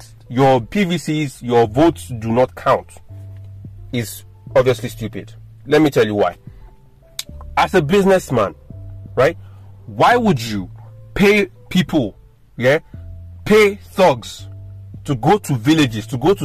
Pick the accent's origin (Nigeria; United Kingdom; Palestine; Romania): Nigeria